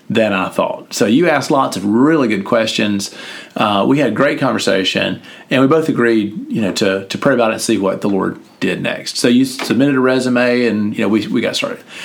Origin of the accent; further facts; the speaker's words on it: Sugarloaf, Mississippi, United States; I'm from Sugarloaf. You know, population 500